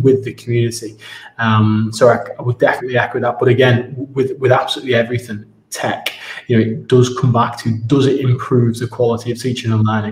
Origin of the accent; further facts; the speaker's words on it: Ormskirk, North West England, United Kingdom; moved away as an adult; also born or lived in Spain / Moscow / Abu Dhabi; now in Dubai, United Arab Emirates; I'm from Ormskirk originally